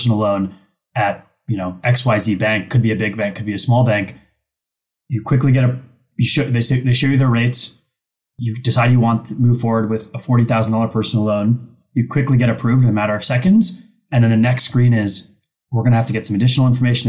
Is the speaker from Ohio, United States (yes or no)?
yes; Ohio, United States; also born or lived in Iran; I grew up in the Midwest, actually, in Ohio, but I was born in Iran